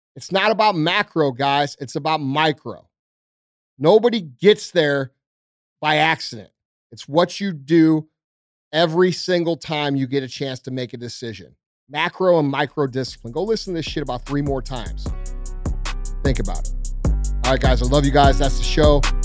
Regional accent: St. Louis, Missouri, United States; I'm just a regular dude from Saint Louis, right? I'm, I'm from South County.

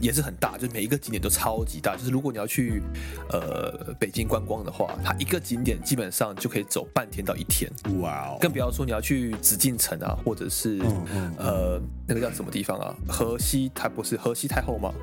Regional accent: Miaoli County, Taiwan; moved away as an adult; also born or lived in Kaohsiung, Taiwan; now in Japan; 我苗栗人，然后我对还没去过南部，我没去过高雄之前

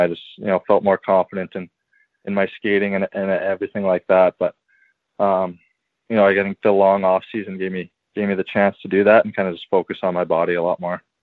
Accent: St. Albert, Alberta, Canada; born and raised in St. Albert

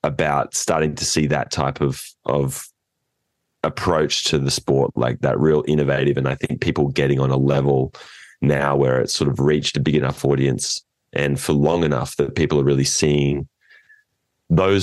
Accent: inland from Port Macquarie, New South Wales, Australia; now in California, United States; we are from Australia, New South Wales, north of Sydney

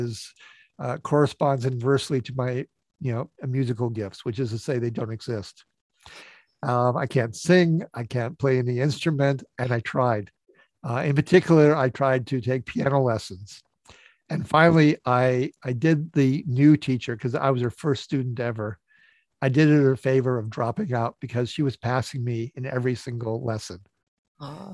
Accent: Northfield, Minnesota, United States; I grew up in Northfield, Minnesota, which has Carleton College and St. Olaf College

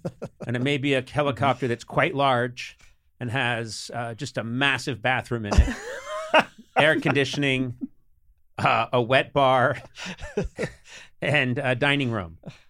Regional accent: Alabama, United States; born there; I was born in Alabama, and we call it Pokemon.

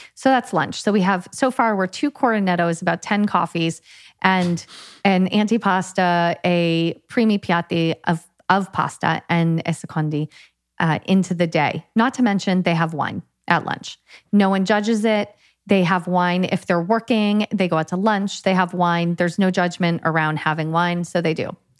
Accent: United States; moved away as an adult; also born or lived in California; now in Italy; being an American

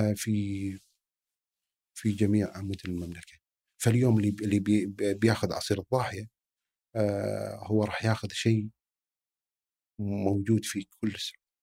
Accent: Kuwait; عندنا بالكويت

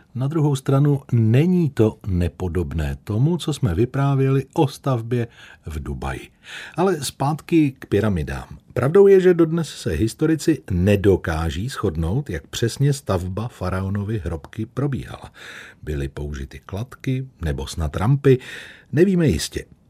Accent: Plzeň, Plzeň Region, Czechia; pro nás, rodilé Plzeň Černáky

